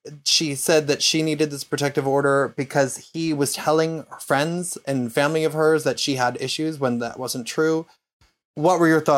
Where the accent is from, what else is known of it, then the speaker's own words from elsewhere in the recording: Canada; I'm Canadian, and I don't really care about hockey, about which I feel guilty.